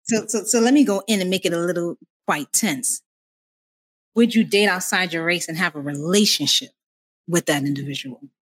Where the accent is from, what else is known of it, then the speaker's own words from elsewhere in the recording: New York City, New York, United States; What's going on? What's going on? I'm always from the Bronx, as always, repping the Bronx hard.